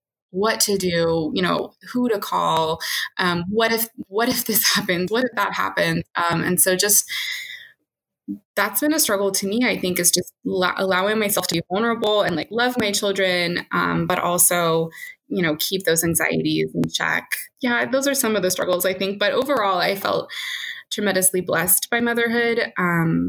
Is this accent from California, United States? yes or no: yes; California, United States; also born or lived in East Coast; I grew up in California